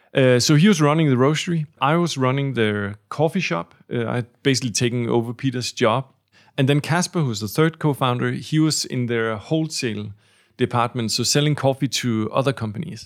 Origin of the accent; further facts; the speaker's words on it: Denmark; the three of us, uh, are from Denmark